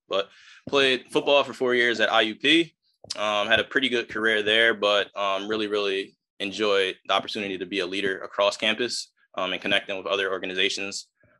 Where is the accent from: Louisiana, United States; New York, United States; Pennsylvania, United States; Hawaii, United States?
Pennsylvania, United States; Philadelphia; moved away; growing up in Philadelphia, going to different types of schools